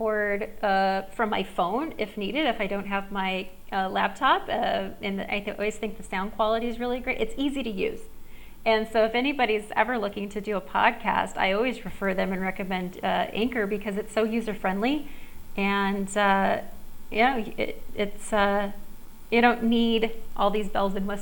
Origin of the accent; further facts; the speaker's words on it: Southern California, United States; now in Costa Rica; I grew up in Southern California